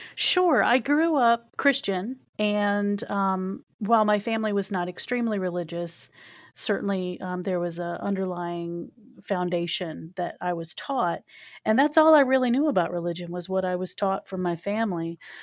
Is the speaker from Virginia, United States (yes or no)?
yes; Chesapeake, Virginia, United States; accent: Southern; moved away as an adult; now in Dayton, United States; I am from Chesapeake, Virginia. So occasionally folks who talk with me will hear a little bit of that Southern come out